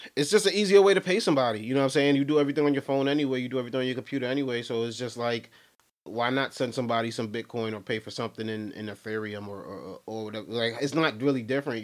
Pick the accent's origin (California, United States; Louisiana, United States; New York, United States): New York, United States; Brooklyn; I'm from Brooklyn, New York myself